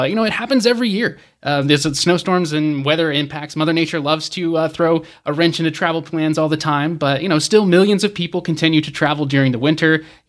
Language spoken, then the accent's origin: English; Georgia, United States; I'm from Georgia in the south